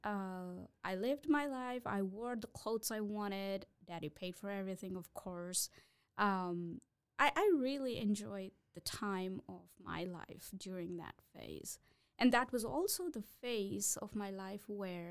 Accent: South India, India; moved away as an adult; now in United States; So I'm originally from India, South India. I was born, raised there.

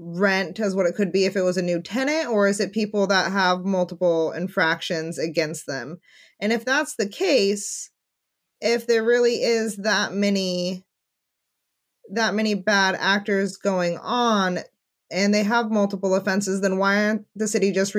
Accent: Redding, California, United States; I'm from Redding

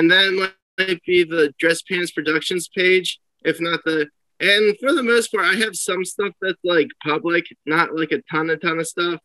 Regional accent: Ocean City, New Jersey, United States; I grew up in South Jersey in a place called Ocean City. It's like right outside of Atlantic City

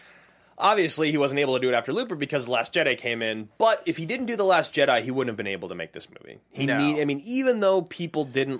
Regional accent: Salem, Oregon, United States; moved away as an adult; now in Los Angeles, United States; I grew up in Salem, Oregon.

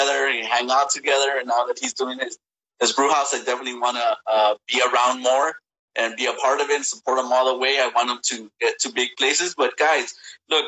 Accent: East Los Angeles, California, United States; I grew up in East

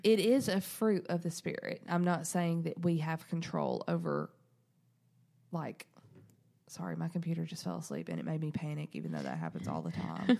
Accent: the South, United States; we're from the South

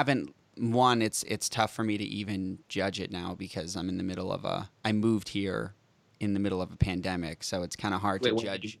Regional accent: Boston, Massachusetts, United States; moved away as an adult; now in Los Angeles, United States; I'm actually flying back home to Boston Wednesday for my sister's wedding. So I'm originally from Boston.

